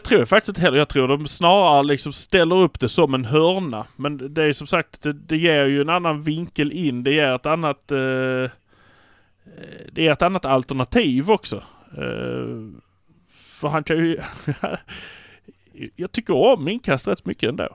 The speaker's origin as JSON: {"language": "Swedish", "town": "Malmö", "region": "Skåne", "country": "Sweden", "said": "vi är från Malmö"}